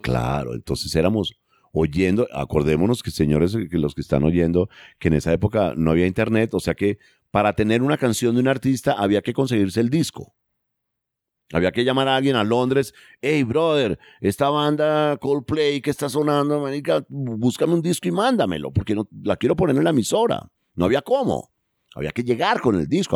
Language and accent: Spanish; Colombia